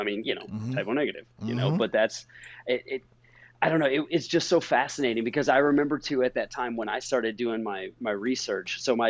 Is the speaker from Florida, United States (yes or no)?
no; Indiana, United States; I was growing up in Indiana